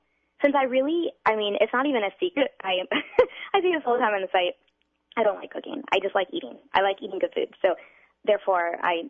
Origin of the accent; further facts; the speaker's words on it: New York City, New York, United States; moved away as an adult; now in Los Angeles, United States; I'm from Brooklyn.